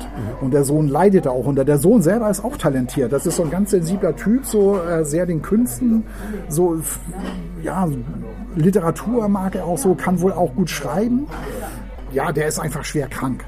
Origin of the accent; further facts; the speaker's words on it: Hamburg, Germany; moved away as an adult; also born or lived in Lüneburg / Tuttlingen; now in Ravensburg, Germany; Ich bin ja draußen in Meindorf Berne aufgewachsen